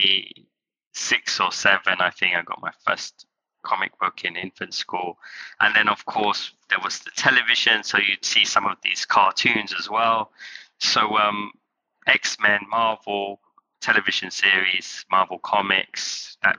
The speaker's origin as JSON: {"language": "English", "area": "Kent", "region": "South East England", "country": "United Kingdom", "tie": "born or raised there", "also_born_or_lived": "London", "said": "I was born in London and I grew up in Kent, which was quite nice, or green and scenic."}